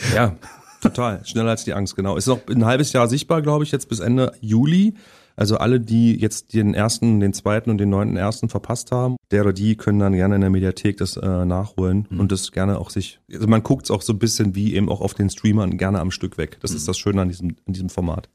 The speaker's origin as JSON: {"language": "German", "town": "Halle", "region": "Saxony-Anhalt", "country": "Germany", "tie": "born or raised there", "moved": "yes", "lives_now": "Berlin, Germany", "said": "Also bin ich sehr lange und sehr behütet im Osten aufgewachsen in Sachsen-Anhalt"}